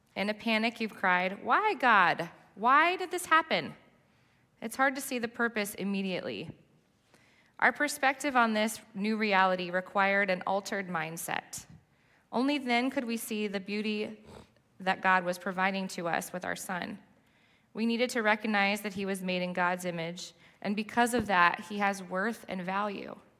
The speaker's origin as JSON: {"language": "English", "region": "Southern California", "country": "United States", "tie": "born or raised there", "moved": "as an adult", "lives_now": "New Jersey, United States", "said": "I grew up in Southern California, and he somehow convinced me to move to New Jersey eight years ago."}